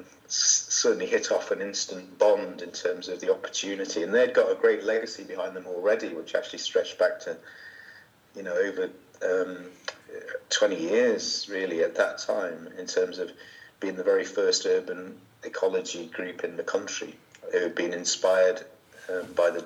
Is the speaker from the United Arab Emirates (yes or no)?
no; Lincolnshire, East Midlands, United Kingdom; now in Liverpool, United Kingdom; I grew up in Lincolnshire. So I didn't grow up in Liverpool. I grew up in rural Lincolnshire